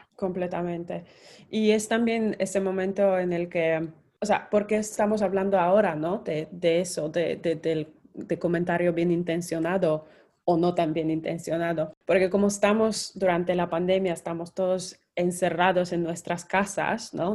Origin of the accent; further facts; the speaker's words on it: Poland; moved away; Soy polaca